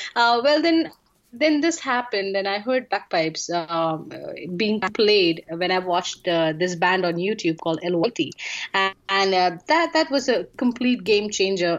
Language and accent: English; India; I'm from India.